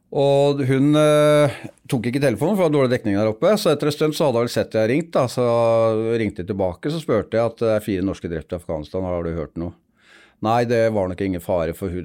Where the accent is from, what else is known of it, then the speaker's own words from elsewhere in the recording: Vestby, Akershus, Norway; var født og oppvokst ute i Vestby, rett utafor Oslo